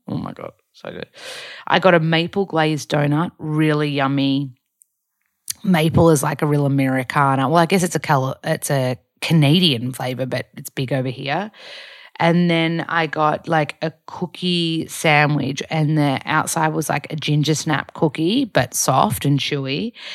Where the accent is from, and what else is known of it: Australia; moved away as an adult; also born or lived in Byron Bay, Australia; now in Los Angeles, United States